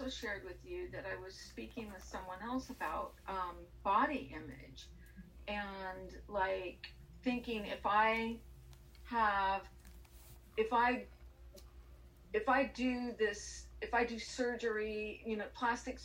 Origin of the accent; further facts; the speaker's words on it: Southern California, United States; now in Houston, United States; I am from Southern California, vegan, sober, and liberal